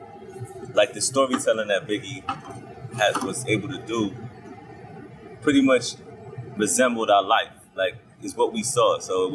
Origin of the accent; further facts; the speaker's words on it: New York City, New York, United States; also born or lived in Jamaica (ancestry); being from Brooklyn, but being Caribbean as well. So I'm Jamaican